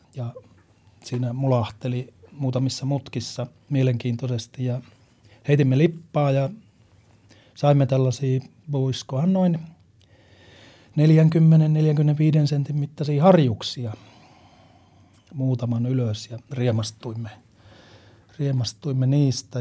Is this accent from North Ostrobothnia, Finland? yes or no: no; Lapland, Finland; meillä Lapissa